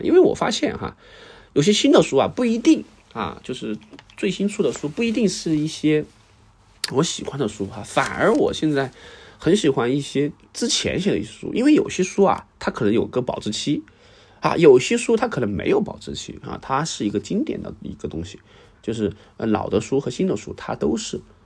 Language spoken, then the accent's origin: Chinese; Sichuan, China; 至少我先，先把我四川，我家乡嘛，哈，故乡这个先，先整一遍